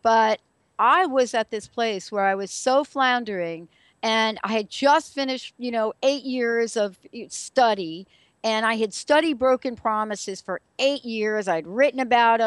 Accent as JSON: {"language": "English", "region": "New York", "country": "United States", "said": "I'm from New York"}